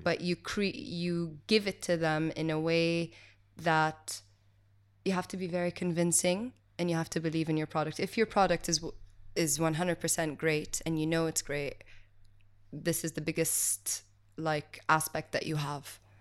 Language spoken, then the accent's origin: English; Kuwait; also born or lived in Switzerland; I grew up over here in Kuwait, and then I studied in Switzerland